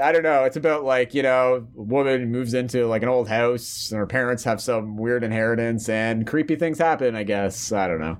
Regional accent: Canada; we're Canadian here

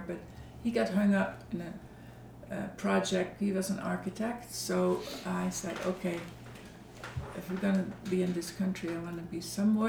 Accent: southern Netherlands, Netherlands; moved away; also born or lived in Amsterdam; I grew up in the south of Holland.

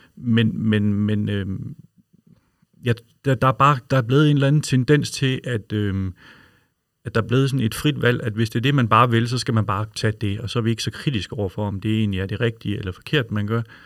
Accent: Aarhus, Central Denmark Region, Denmark; jeg er jo fra Aarhus

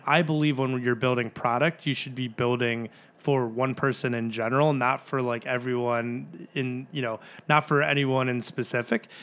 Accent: Glenview, Illinois, United States; also born or lived in North Carolina; I'm from Glenview originally. I went to Glenbrook South

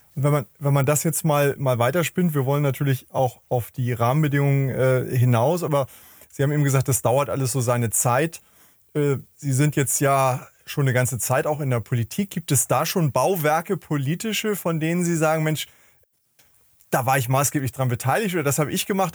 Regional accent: Hamburg, Germany; ich komme ja aus Hamburg

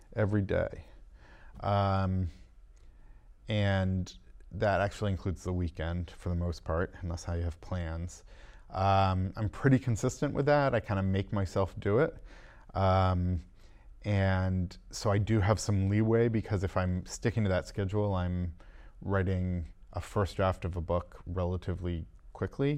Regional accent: Massachusetts, United States; I live, um, outside of Boston, um, and I grew up in Massachusetts

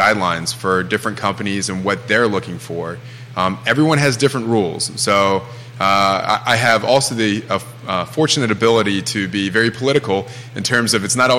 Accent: Augusta County, Virginia, United States; also born or lived in Charlottesville, Virginia; I was born and raised over in Augusta County

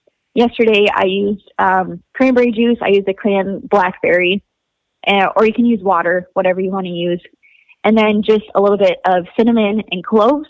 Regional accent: Wisconsin, United States; I grew up in Wisconsin

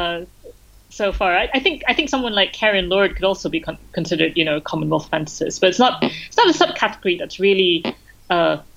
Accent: Malaysia; moved away as an adult; now in United Kingdom; I grew up in Malaysia

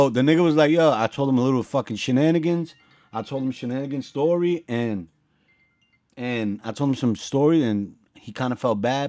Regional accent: New York City, New York, United States; I'm from the Bronx.

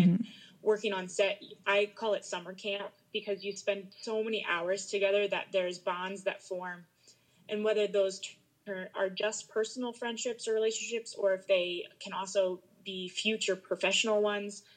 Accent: Maryland, United States; moved away as an adult; I grew up in Maryland

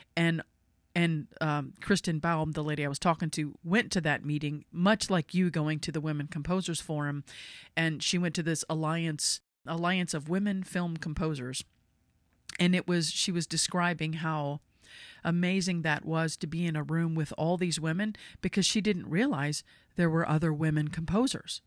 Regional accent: United States; I'm not from England. I'm American.

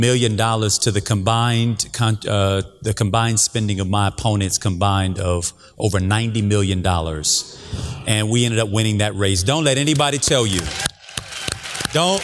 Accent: Miami, Florida, United States; also born or lived in Gainesville, Florida / Tallahassee, Florida; I grew up in Miami-Dade, was born in Miami. I finished high school in Gainesville, Florida

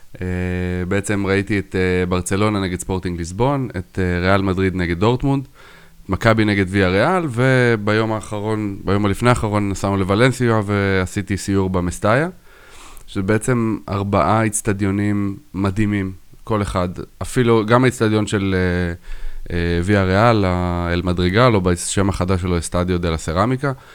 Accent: Israel; אנחנו ישראלים

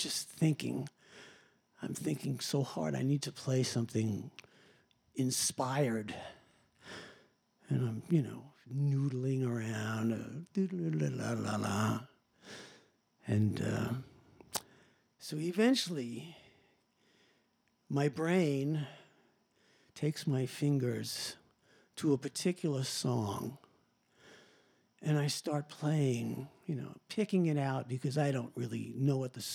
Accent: Long Island, New York, United States; I'm from Long Island

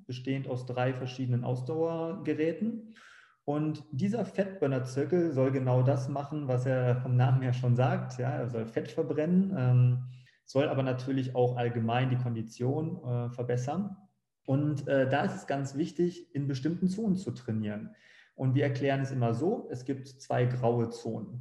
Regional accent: Bückeburg, Lower Saxony, Germany; moved away as an adult; now in Frankfurt am Main, Germany; in meinem Heimatort Bückeburg, ganz kleiner Ort

